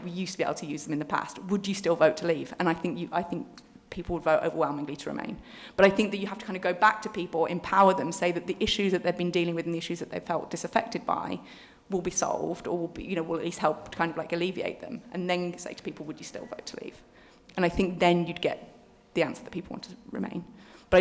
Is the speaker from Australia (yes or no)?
no; Birmingham, West Midlands, United Kingdom; I'm from Birmingham